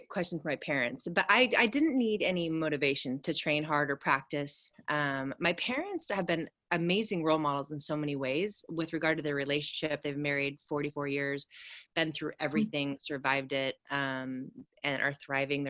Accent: the Redwoods in Northern California, United States; I grew up on acreage in the Redwoods in Northern California

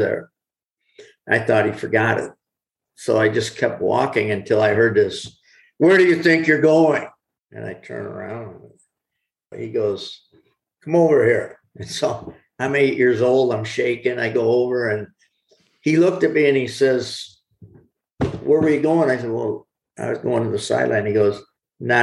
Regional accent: Corning, New York, United States; my hometown of Corning, New York

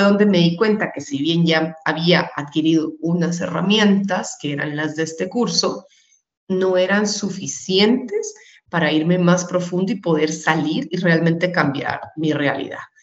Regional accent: Guatemala; en Guatemala, que es donde vivo y de donde soy, eh, donde nací, y he vivido la mayor parte de mi vida

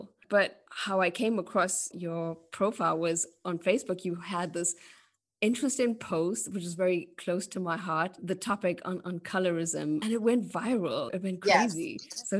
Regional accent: South Africa; And so I grew up in South Africa in a mm-hmm. South Indian home.

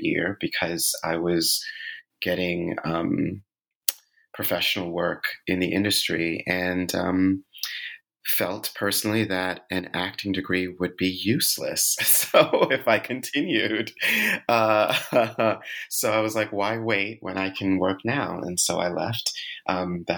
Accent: New York City, New York, United States; born and raised in New York City

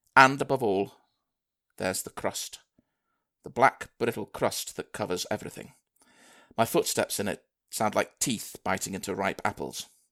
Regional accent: Manchester, North West England, United Kingdom; moved away as an adult; also born or lived in Liverpool; I'm from Manchester originally

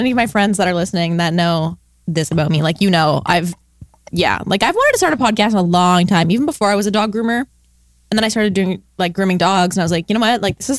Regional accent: Canada; We're from Canada.

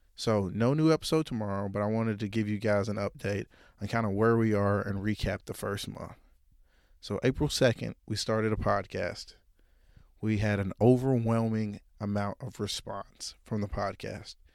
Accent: Jonesboro, Arkansas, United States; born or raised there

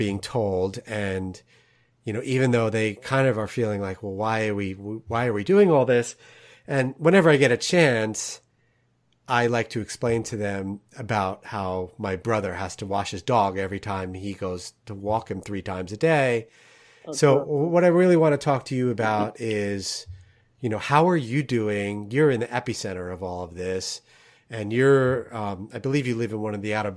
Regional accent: New York City, New York, United States; accent: Jersey or New York accent; now in St. Louis, United States; a real New Yorker

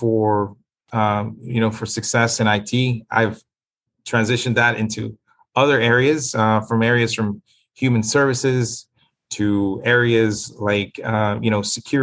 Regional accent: Miami, Florida, United States; also born or lived in Nicaragua; I grew up in Liberty City.

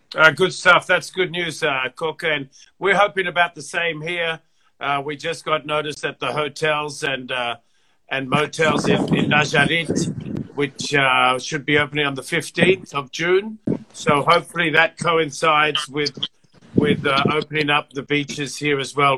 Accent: Fiji; moved away; I was born in the Fiji Islands, and uh, and I was brought up there

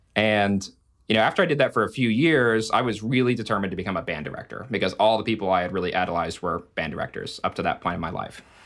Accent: Alaska, United States; moved away as an adult; I'm from Alaska

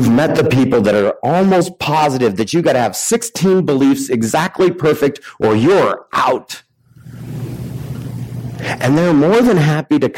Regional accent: Richland, Washington, United States; now in Colville, United States; I'm from the Tri-Cities

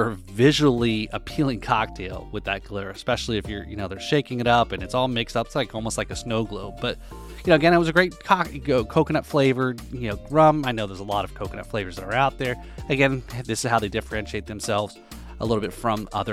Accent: New Jersey, United States; now in South Florida, United States; I'm originally from New Jersey

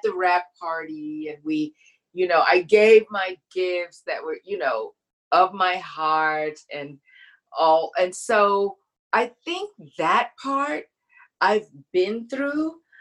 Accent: Baton Rouge, Louisiana, United States; I'm from Louisiana

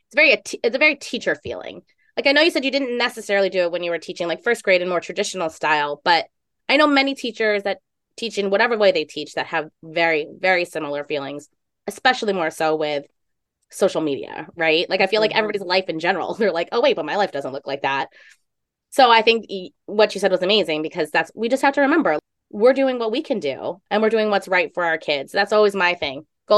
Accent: New York, United States; Maybe it's a total, like, being like a New Yorker, right?

